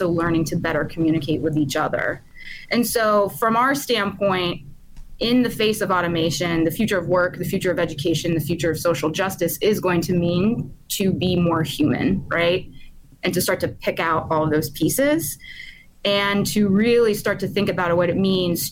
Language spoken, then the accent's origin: English; Pittsburgh, Pennsylvania, United States; I grew up in Pittsburgh in the 90s